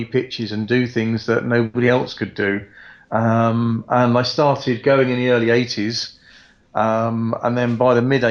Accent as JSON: {"language": "English", "town": "Croydon", "region": "London", "country": "United Kingdom", "tie": "born or raised there", "moved": "yes", "lives_now": "Weymouth, United Kingdom", "said": "I grew up in Croydon"}